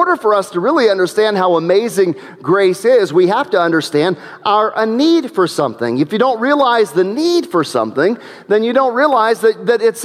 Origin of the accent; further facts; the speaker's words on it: New Middletown, Ohio, United States; We lived in New Middletown, Ohio at the time, and I remember that first house that we lived